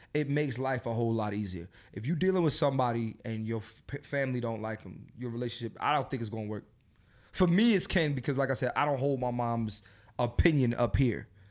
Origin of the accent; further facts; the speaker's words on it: Philadelphia, Pennsylvania, United States; moved away; my hometown, Philadelphia. I'm coming home.